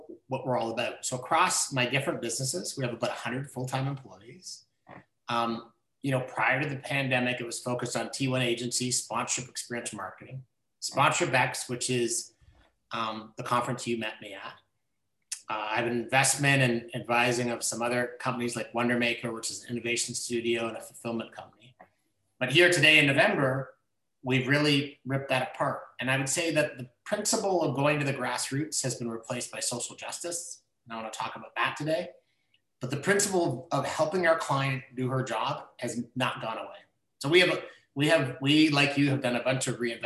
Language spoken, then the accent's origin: English; Orillia, Ontario, Canada; also born or lived in Toronto; I grew up in Orillia, Ontario